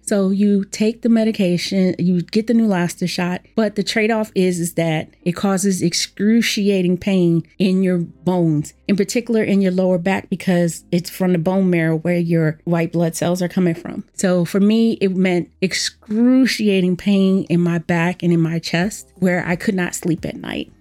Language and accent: English; Washington, District of Columbia, United States; I was born and raised in Washington, D C, where I've lived most of my life